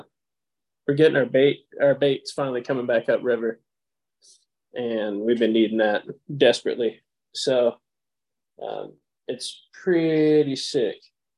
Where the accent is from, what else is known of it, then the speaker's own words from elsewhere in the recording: Tennessee, United States; now in Texas, United States; I'm originally from Tennessee, but Texas now.